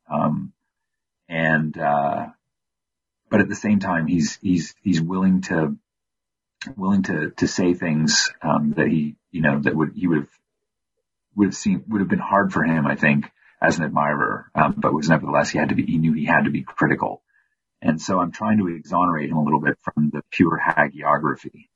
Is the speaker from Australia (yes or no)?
no; Windsor, Ontario, Canada; my hometown of Windsor, Ontario